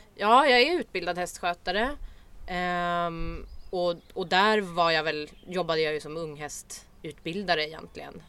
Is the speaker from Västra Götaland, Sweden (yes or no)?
no; Stockholm, Stockholm County, Sweden; jag är från Stockholm. Eh, uppvuxen i förorten